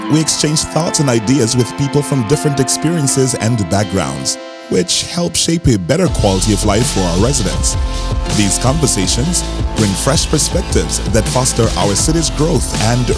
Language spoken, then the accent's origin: English; Jamaica; I'm Jamaican as well.